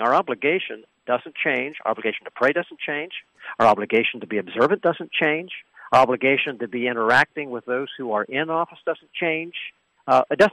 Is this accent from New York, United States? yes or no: no; Pennsylvania, United States; Here in Pennsylvania, my home state